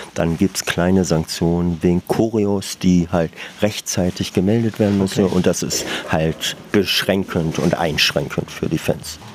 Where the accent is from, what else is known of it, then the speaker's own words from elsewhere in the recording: Berlin, Germany; also born or lived in Minden, Westphalia; Ich bin aus Westfalen, aus Minden nach Berlin gezogen, war relativ jung, neun